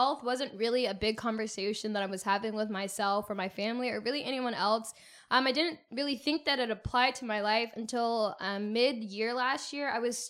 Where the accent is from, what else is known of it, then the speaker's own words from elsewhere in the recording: Pensacola, Florida, United States; I was born and raised in Pensacola, Florida. Shout out to the Panhandle.